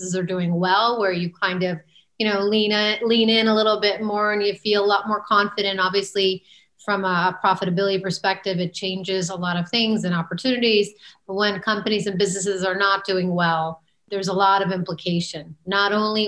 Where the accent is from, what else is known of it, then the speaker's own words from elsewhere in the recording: Maryland, United States; moved away as an adult; I grew up in Maryland outside of Washington, D.C.